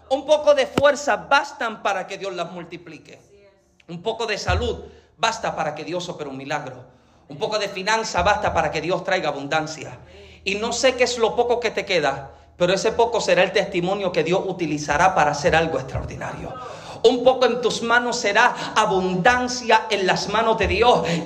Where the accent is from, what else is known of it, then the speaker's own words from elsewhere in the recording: Dominican Republic; Y número tres, en palabras como dominicana, tacañería.